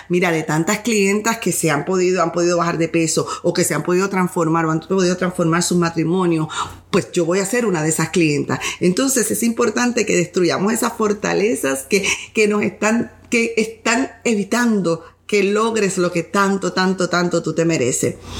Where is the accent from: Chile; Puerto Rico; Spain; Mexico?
Puerto Rico; yo vengo de un país tercer mundo, soy de Puerto Rico